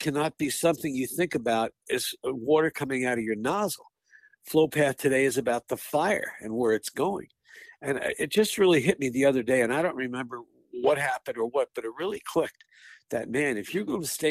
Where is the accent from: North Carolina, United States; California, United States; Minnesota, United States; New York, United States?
New York, United States; Manhasset; growing up in Long Island in the Manhasset Lakeville Fire District in Nassau County